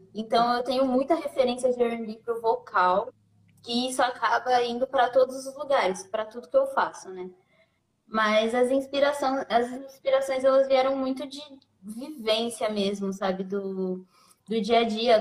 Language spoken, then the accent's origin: Portuguese; São Paulo, Brazil; also born or lived in Santo André; boa parte da, da, da minha criação foi num, meio no, já numa conexão Goianás e Itaquera